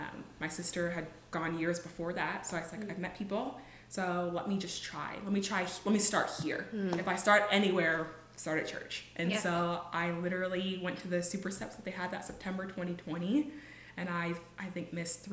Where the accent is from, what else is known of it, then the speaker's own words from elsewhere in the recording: California, United States; California. It's an hour outside of LA. It's between LA and the Big Bear Mountains. It is a real place. I grew up on Glendale